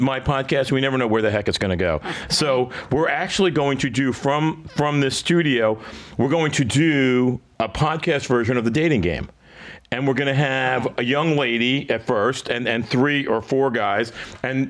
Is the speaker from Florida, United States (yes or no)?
yes; South Florida, United States; I grew up in South Florida